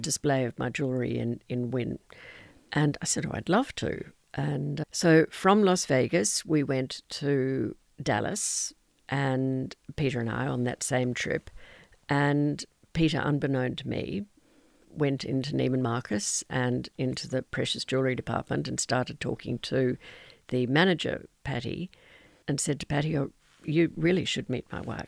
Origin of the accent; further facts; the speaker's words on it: Toowoomba, Queensland, Australia; also born or lived in Los Angeles, United States; Here I was from Toowoomba, which was a small town, and I, as a seventeen-year-old, went to live in Los Angeles